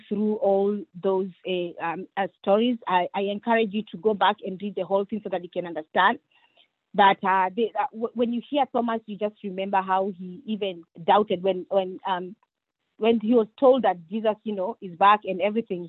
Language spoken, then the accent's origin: English; Kenya; moved away; I come from Kenya